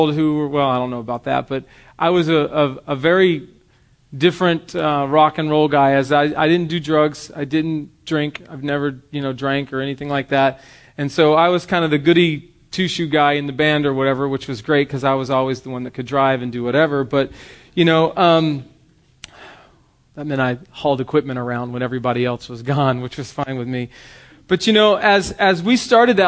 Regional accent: the South, United States; Growing up in the South, and I was at church every moment of every day that I can remember as a young child

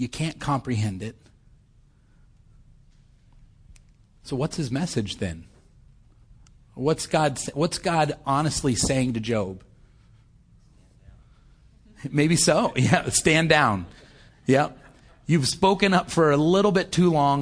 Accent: United States; I'm an American. I know maybe not everybody here was born, but having been raised for most of my life in this world

